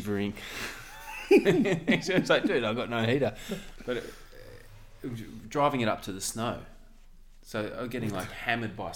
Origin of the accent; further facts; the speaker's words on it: Tasmania, Australia; moved away; also born or lived in Victoria; growing up in Tassie